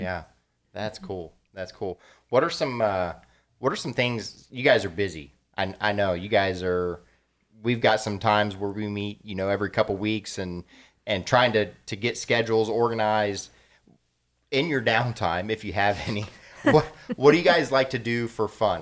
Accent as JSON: {"language": "English", "town": "Columbus", "region": "Ohio", "country": "United States", "tie": "born or raised there", "said": "I'm very familiar with the west side of Columbus"}